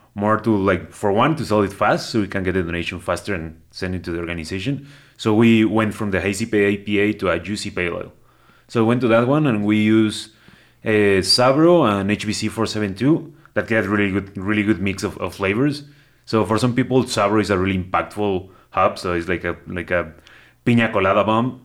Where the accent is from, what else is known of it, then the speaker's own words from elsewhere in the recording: Cuautitlán Izcalli, State of Mexico, Mexico; moved away; I was born in Mexico City and grew up in the, in, like, the metropolitan area, not Mexico City proper, but I grew up around there in a little town. Well, it's, it's been bigger right now, but it's, uh, Cuautitlán Izcalli, that's what it's called.